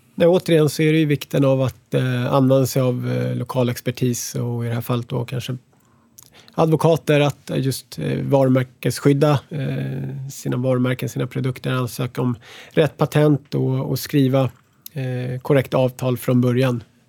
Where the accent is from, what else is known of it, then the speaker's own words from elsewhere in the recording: Sweden; moved away as an adult; now in United States; som svensk